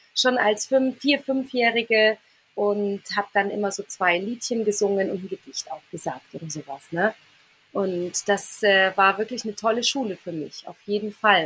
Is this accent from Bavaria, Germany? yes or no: yes; near Reit im Winkel, Bavaria, Germany; ganz nah äh, an meinem Heimatort ist, an meinem Wohnort